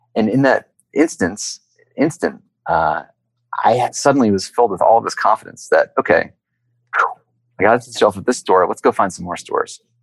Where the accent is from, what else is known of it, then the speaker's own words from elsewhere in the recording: Lawrenceville, Georgia, United States; I grew up in a really small town in the state of Georgia a uh, place called Lawrenceville